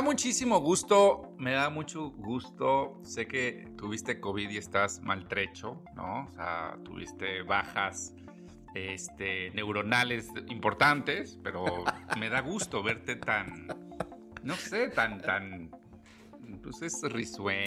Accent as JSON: {"language": "Spanish", "country": "Mexico", "said": "como país, como mexicanos"}